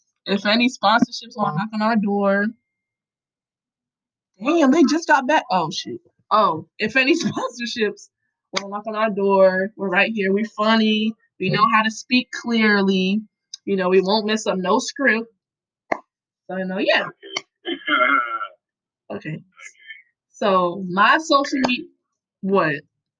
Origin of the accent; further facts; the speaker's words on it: New York, United States; born there; also born or lived in Connecticut / Pennsylvania / Hawaii; born in New York. And then I moved to Connecticut. Then I moved to Pennsylvania. Then I moved to Hawaii. And then I cam